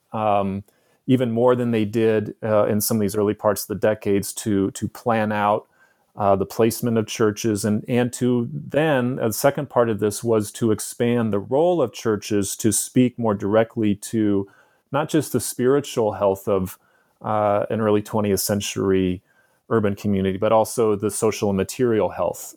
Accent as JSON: {"language": "English", "town": "San Francisco", "region": "California", "country": "United States", "tie": "born or raised there", "also_born_or_lived": "San Diego", "said": "my childhood growing up in San Francisco in the 1970s and 1980s"}